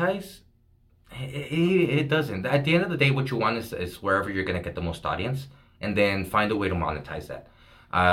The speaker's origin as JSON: {"language": "English", "town": "El Paso", "region": "Texas", "country": "United States", "tie": "born or raised there", "said": "I grew up here in Segundo Barrio"}